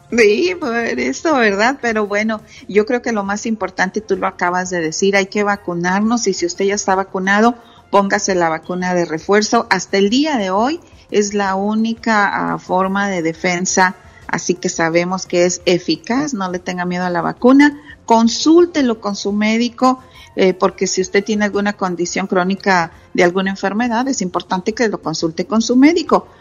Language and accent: Spanish; Monterrey, Nuevo León, Mexico; mis papás, orgullosamente zacatecanos, yo nací en Monterrey